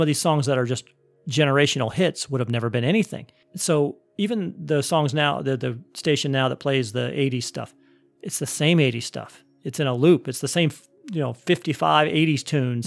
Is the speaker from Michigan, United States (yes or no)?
no; Cleveland, Ohio, United States; I was growing up in Cleveland, Ohio